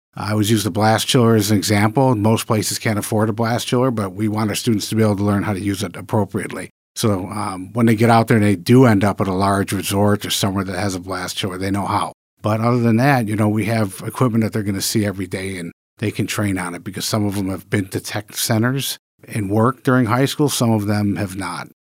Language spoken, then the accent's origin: English; Michigan, United States; moved away as an adult; also born or lived in New York; I'm a Michigan native. I was born and raised in Michigan